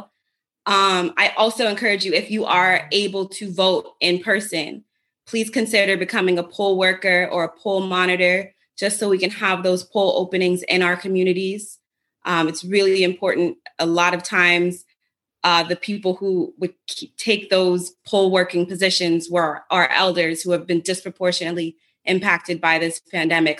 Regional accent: Trinidad & Tobago; also born or lived in Jamaica; now in Washington, United States; I'm Trini. I'm also Jamaican. I went to school in Trinidad.

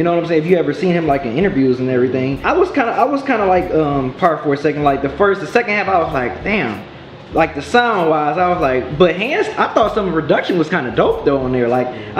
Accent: Detroit, Michigan, United States; I'm from Detroit. This is where I grew up. This is my hardship.

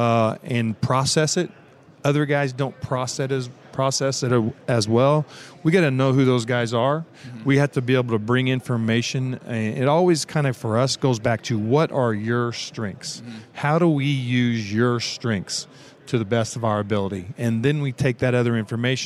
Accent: Evansville, Indiana, United States; a lot of guys coming from a small town like me. I'm coming from Evansville, Indiana.

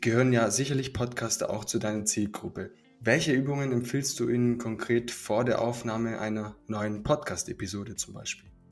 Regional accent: Swabia, Germany; wir kommen aus dem Schwabenland

